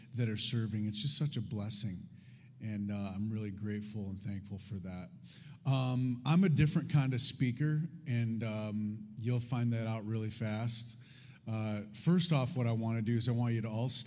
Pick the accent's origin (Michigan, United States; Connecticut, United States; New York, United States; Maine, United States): Michigan, United States; Detroit; I come from Detroit